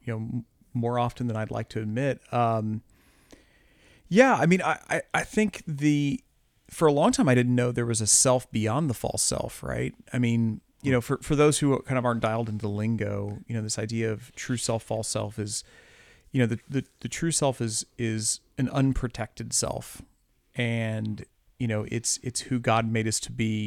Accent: Midwest, United States; also born or lived in Columbia, Missouri; I live in Columbia, Missouri, you know, I'm a Midwesterner

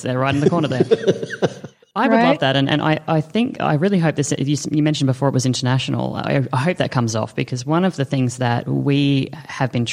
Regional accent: Australia; I constantly get told that I'm not an Aussie because I don't like Vegemite

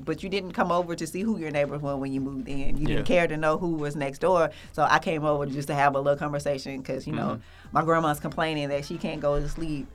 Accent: Atlanta, Georgia, United States; I grew up in Adamsville in West End, so I went to Usher for middle school

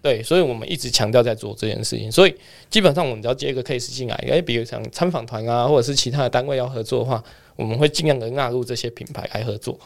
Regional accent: Kaohsiung, Taiwan; 我是来自于高雄

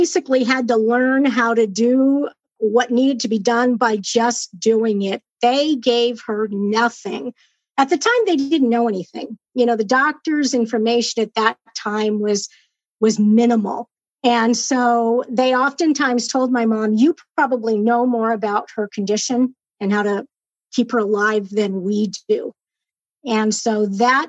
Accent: Southern California, United States; moved away as an adult; I was born and raised in Southern California. And moved up here 6 years ago

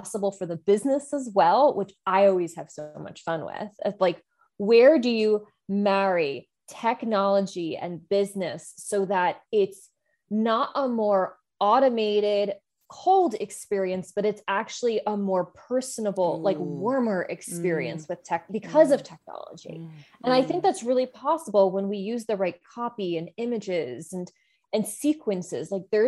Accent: New Jersey, United States; I'm, you know, born and raised in New Jersey, though I have been told repeatedly that I do not have a Jersey accent

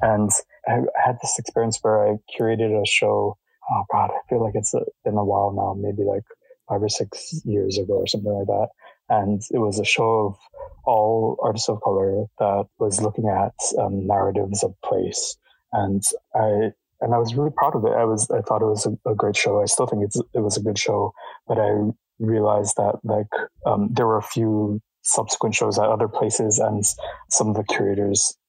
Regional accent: Hawaii, United States; moved away; growing up in Hawaii

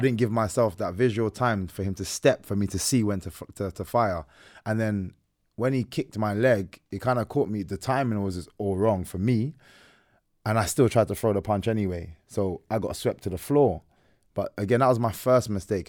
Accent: Ireland; I'm Irish

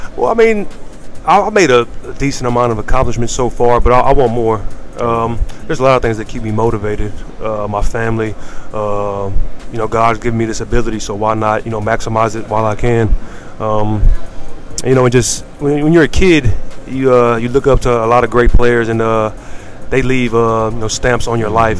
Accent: Galveston, Texas, United States; I do a free camp back in my hometown of Galveston

